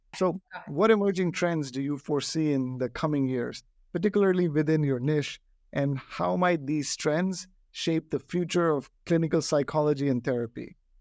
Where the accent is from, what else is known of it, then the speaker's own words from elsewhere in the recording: New Delhi, Delhi, India; now in United States; I grew up in New Delhi